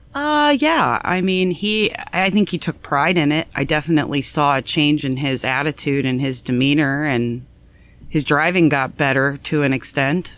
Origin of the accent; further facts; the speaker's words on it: North Canton, Ohio, United States; I was born here in Canton, Ohio, North Canton, Ohio.